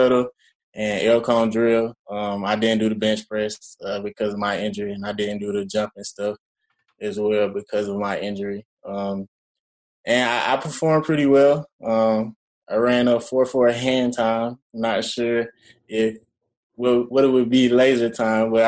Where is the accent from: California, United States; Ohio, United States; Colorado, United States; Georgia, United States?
Georgia, United States; moved away as an adult; also born or lived in Minnesota; I immediately came back home to Georgia, started training with Chip Smith up in Lawrenceville, Georgia, where I'm from Georgia